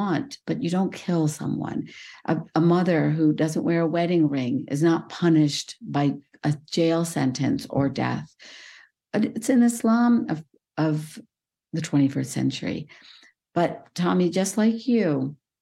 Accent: India; moved away; Well, I was born in India. I come from South Asia

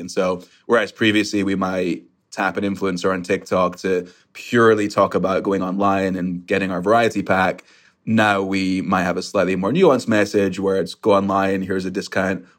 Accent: Scotland, United Kingdom; now in New York, United States; I grew up in Scotland

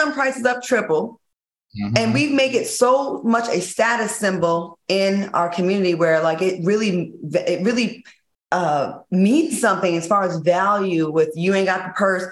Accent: East Coast, United States; I grew up on the East Coast.

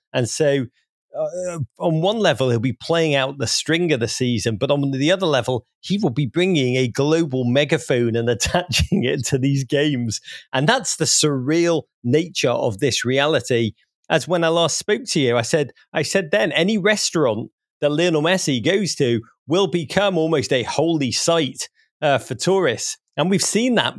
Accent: Liverpool, North West England, United Kingdom; moved away as an adult; also born or lived in near Wrexham; now in United States; I grew up in Liverpool

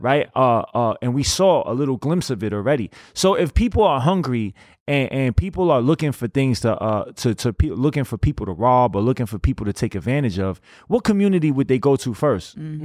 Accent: New York, United States; I'm, I'm from New York

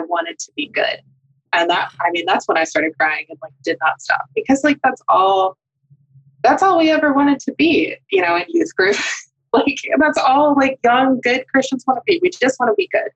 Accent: North Texas, United States; I literally never heard affirming theology growing up in North Texas.

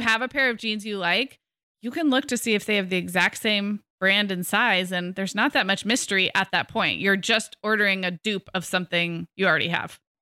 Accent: California, United States; I'm a Californian. We've all, like, we all grew up in droughts in the nineties

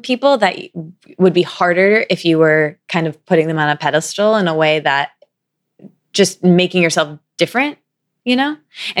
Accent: Midwest, United States; now in New York, United States; especially growing up in the Midwest with like Us Weekly around everywhere

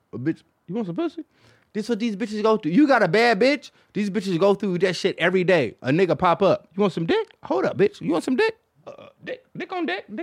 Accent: Detroit, Michigan, United States; I'm from Detroit

